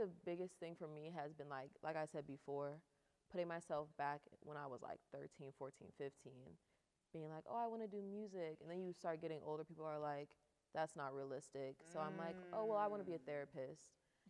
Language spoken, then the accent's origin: English; Akron, Ohio, United States; born or raised there